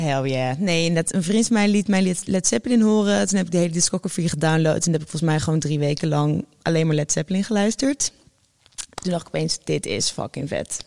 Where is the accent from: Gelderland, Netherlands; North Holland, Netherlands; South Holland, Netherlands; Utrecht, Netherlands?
Utrecht, Netherlands; ik kom natuurlijk gewoon uit Utrecht